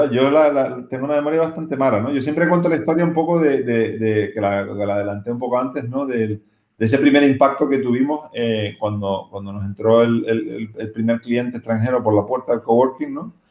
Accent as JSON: {"language": "Spanish", "region": "Canary Islands", "country": "Spain", "said": "Nosotros como canarios, eh, pues obviamente esto lo damos por, por, por sentado, ¿no?"}